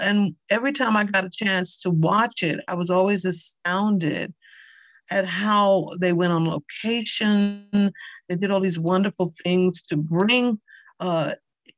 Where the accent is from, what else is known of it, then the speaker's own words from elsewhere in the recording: New York City, New York, United States; also born or lived in Bronx; I'm born and raised in Harlem. I still live in New York, although I live in the Bronx now